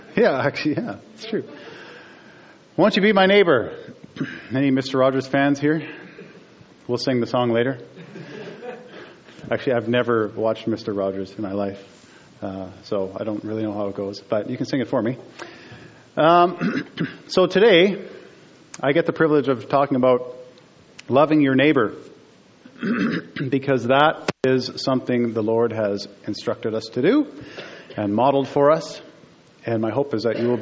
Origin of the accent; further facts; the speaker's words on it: Steinbach, Manitoba, Canada; moved away as an adult; also born or lived in Alberta; I grew up in Steinbach, so I have some history here.